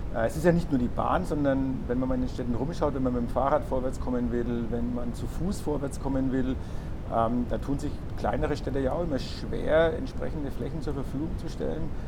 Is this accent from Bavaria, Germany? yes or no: yes; Bad Windsheim, Bavaria, Germany; moved away; bin in meine Heimatgemeinde gefahren